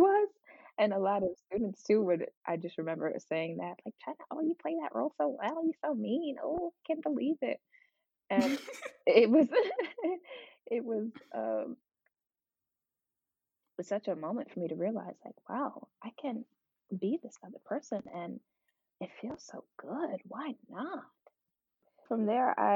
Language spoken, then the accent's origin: English; Virginia Beach, Virginia, United States; also born or lived in Newark, New Jersey; I was born in Newark, New Jersey, but grew up most of my life in Virginia Beach, Virginia, 757